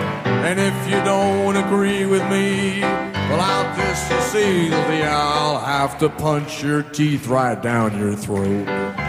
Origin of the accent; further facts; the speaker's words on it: New York City, New York, United States; Okay, now I grew up in New York City. There was no country western music radio in New York City.